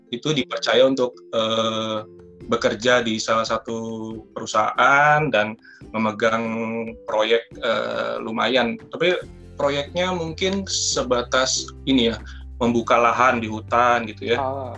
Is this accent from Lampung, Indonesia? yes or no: no; Jakarta, Indonesia; saya tumbuh di di Jakarta